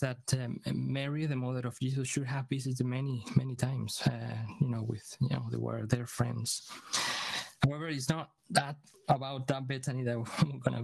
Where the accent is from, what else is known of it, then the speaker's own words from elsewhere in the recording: Venezuela; now in Aberdeen, United Kingdom; We are originally from Venezuela. We live in Aberdeen